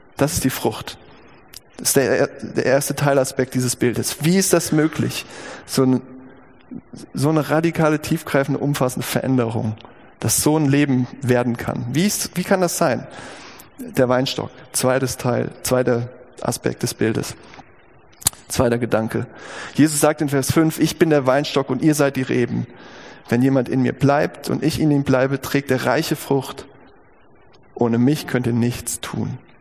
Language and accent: German; Gießen, Hesse, Germany; über dem Eingang der alten Chirurgie der Uniklinik Gießen, das ist mein Geburtsort